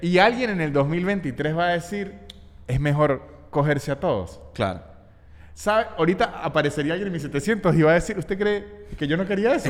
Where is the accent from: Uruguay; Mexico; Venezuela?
Venezuela; also born or lived in Chile; now in Argentina; trauma de Venezuela o no sé si fue, un trauma fue porque tuvimos tan poca supervisión adulta en nuestra niñez